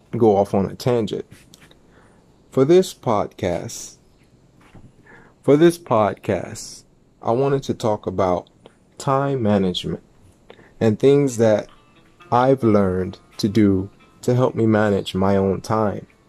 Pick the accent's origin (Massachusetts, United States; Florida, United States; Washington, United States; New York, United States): Florida, United States; North Miami; my hometown and city, Miami